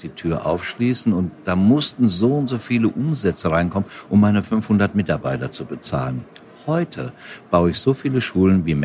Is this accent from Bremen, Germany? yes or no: no; Rhineland-Palatinate, Germany; in meiner Heimat bin, ich bin ja Westerwälder, bin ja auf dem Land groß geworden, da, da, da, lebe, da lebe ich ja auch gerne.